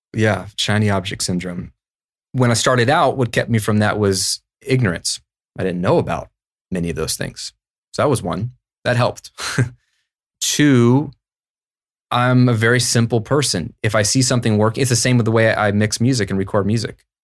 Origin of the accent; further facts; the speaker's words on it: United States; also born or lived in Virginia / Florida; as an American